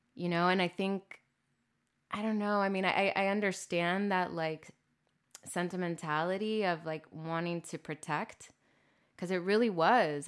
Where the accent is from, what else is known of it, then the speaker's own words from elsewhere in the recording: Corpus Christi, Texas, United States; moved away as an adult; also born or lived in San Antonio, Texas / Chicago; I'm from Corpus Christi, born and raised